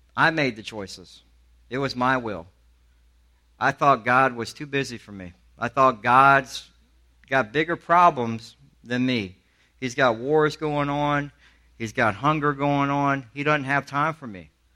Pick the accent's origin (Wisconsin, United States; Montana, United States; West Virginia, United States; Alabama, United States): Alabama, United States; also born or lived in Charleston, South Carolina; I'm from the South. I grew up in Alabama